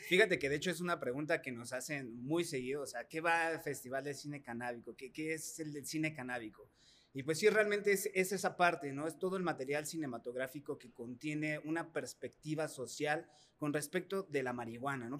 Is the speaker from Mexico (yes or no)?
yes; Mexico; nosotros como mexicanos